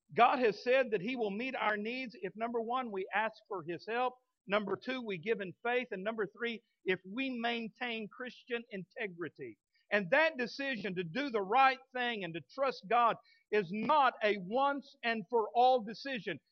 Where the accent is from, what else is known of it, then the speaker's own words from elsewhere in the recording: Midland, Texas, United States; now in Fort Smith, United States; When I was a kid growing up in Midland, Texas